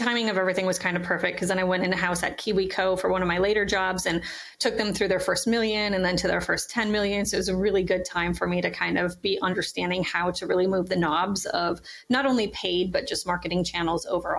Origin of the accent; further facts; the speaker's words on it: Pennock, Minnesota, United States; now in Bay Area, United States; Penock, which is actually named after the small town I grew up in Minnesota.